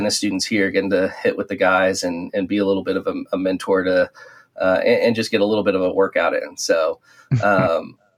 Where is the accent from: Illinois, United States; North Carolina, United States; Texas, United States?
Texas, United States; I was born and raised in Texas